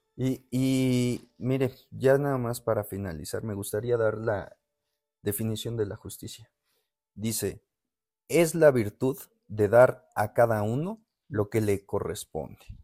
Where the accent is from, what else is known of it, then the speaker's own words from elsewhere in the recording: Mexico; nosotros como mexicanos